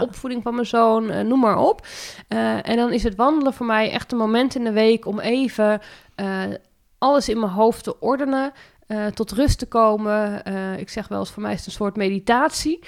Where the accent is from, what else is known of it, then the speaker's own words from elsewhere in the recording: Zeeland, Netherlands; moved away as an adult; now in Montfoort, Netherlands; ik kom oorspronkelijk uit Zeeland en ik kwam hier in Utrecht, in de provincie Utrecht wonen